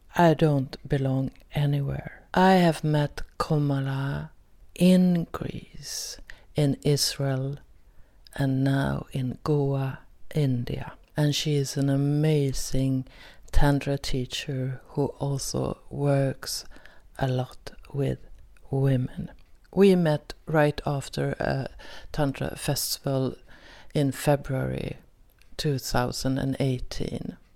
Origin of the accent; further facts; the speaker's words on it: Sweden; Most episodes are in Swedish since I am from Sweden.